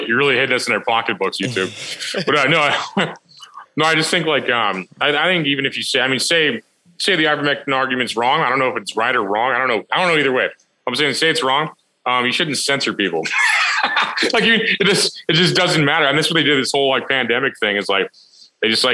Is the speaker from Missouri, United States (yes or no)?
yes; Missouri, United States; I'm from Missouri.